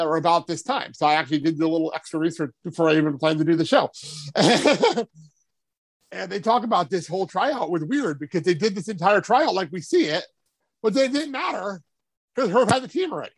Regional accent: New Jersey, United States; I grew up in New Jersey

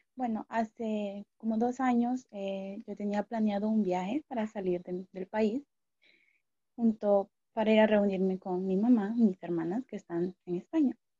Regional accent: Honduras; me quedé en Honduras, en mi país

